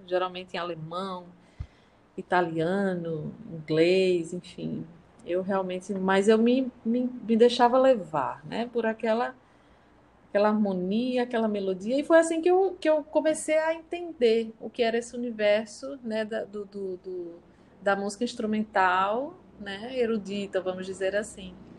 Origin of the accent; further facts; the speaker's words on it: interior of Paraíba, Brazil; also born or lived in São Paulo; eu sou de São Paulo, mas eu vim para o interior da Paraíba, aqui no, no, no Nordeste, quando eu tinha apenas nove anos.